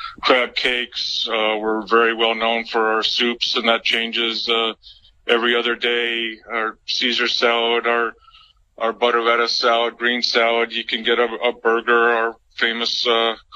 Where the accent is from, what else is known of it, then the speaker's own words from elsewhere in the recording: Salem, Oregon, United States; moved away as an adult; also born or lived in San Francisco; now in Monterey, United States; I grew up in Salem, Oregon, up in the Willamette Valley. And when I was 19, I moved down to San Francisco.